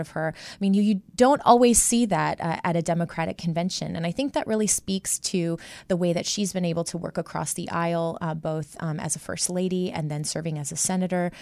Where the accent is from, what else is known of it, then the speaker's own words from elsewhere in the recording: Midwest, United States; born and raised in the Midwest